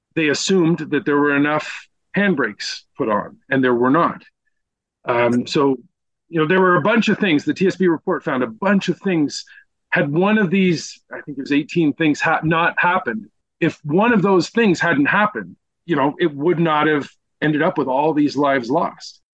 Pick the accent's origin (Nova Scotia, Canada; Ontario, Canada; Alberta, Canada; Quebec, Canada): Quebec, Canada; Eastern Townships; I'm from the Eastern Townships. You know, my dad was born in Sherbrooke